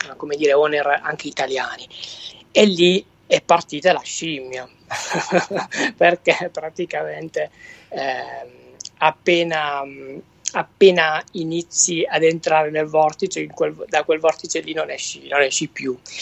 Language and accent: Italian; Venosa, Basilicata, Italy; now in Bologna, Italy; il mio accento non, non tradisce, sono originale della Basilicata